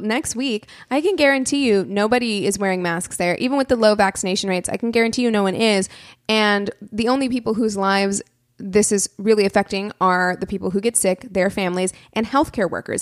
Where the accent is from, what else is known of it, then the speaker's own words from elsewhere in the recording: Springfield, Missouri, United States; my hometown of Springfield, Missouri